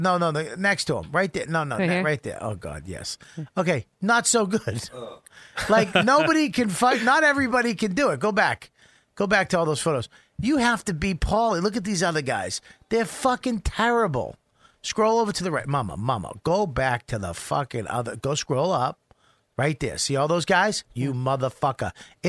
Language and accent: English; Medford, Massachusetts, United States; moved away; I was from Medford.